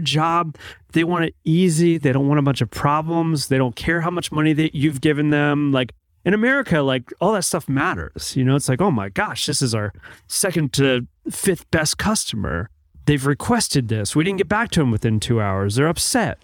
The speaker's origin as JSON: {"language": "English", "country": "United States", "moved": "yes", "said": "I'm American."}